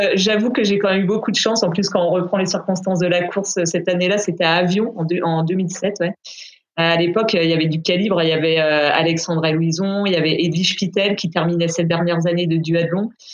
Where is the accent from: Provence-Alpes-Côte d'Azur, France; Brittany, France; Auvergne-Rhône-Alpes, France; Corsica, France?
Brittany, France; je vis et je m'entraîne à, du côté de Rennes, donc je suis bretonne.